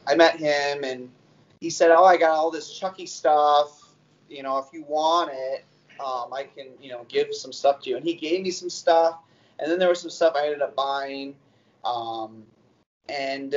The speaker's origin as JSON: {"language": "English", "region": "north of Wisconsin", "country": "United States", "accent": "Yooper", "said": "I get really like youpery, if they call it. So, but that's, I'm up north of Wisconsin. That's why you just kind of have those types of people with that voice"}